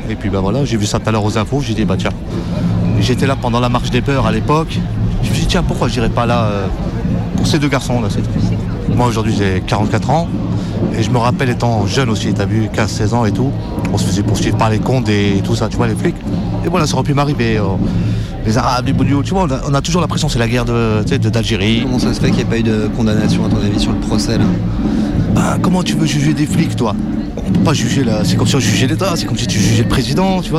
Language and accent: French; Meuse, Grand Est, France; also born or lived in Lyon; now in Bobigny, France; Moi je suis né à Lyon et j'ai grandi dans la, dans la Meuse.